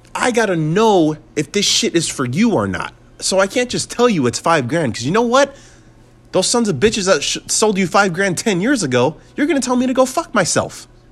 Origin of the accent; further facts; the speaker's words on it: United States; I'm an American